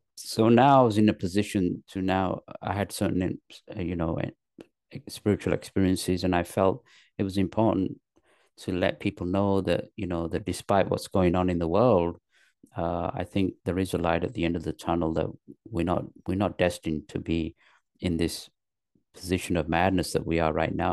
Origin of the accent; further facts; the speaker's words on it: London, north of England, United Kingdom; moved away as an adult; also born or lived in Pakistan; now in Los Angeles, United States; I was born in Pakistan. My parents moved to England when I was three. So I was raised in England, in the north of England, till the age of ten. Then they moved to London. And then I went to high school in London